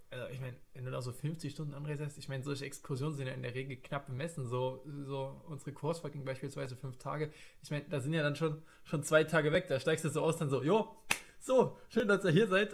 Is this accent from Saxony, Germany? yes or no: yes; Leipzig, Saxony, Germany; bin geboren und aufgewachsen im wunderschönen Leipzig